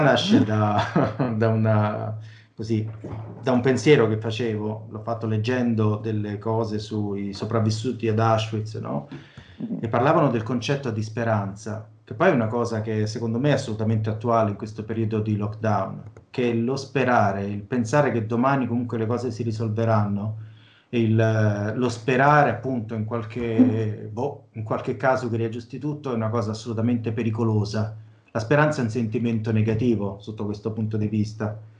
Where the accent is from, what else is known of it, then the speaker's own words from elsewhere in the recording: Velletri, Lazio, Italy; io sono di Velletri, si chiama il mio paesino